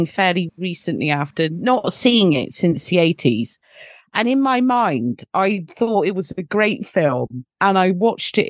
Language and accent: English; United Kingdom; I'm British